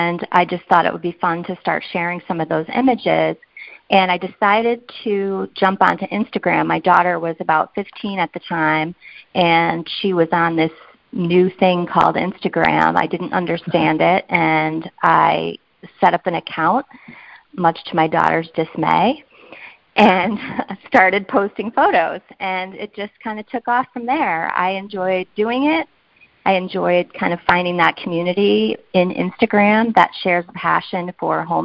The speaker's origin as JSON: {"language": "English", "town": "South Windsor", "region": "Connecticut", "country": "United States", "tie": "born or raised there", "lives_now": "West Hartford, United States", "said": "I'm a lifelong Connecticut resident, and actually I grew up in South Windsor, but I have lived in West Hartford for the last, 25 years or so"}